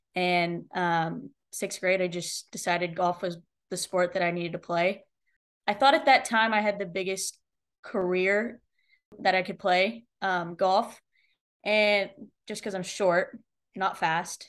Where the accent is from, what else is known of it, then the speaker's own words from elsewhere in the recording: Austin, Texas, United States; I grew up in Austin, getting to see, you know, football teams, football team win the national championship